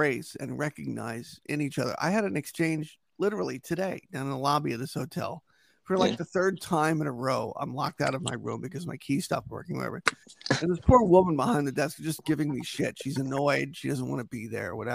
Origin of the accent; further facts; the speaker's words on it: Yonkers, New York, United States; moved away as an adult; now in Connecticut, United States; I'm from New York originally. Yonkers, that's where I grew up